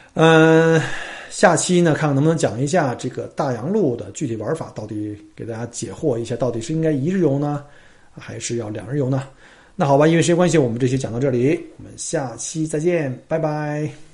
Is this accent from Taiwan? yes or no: no; China; now in Australia; 我们中国人的最大数字叫九嘛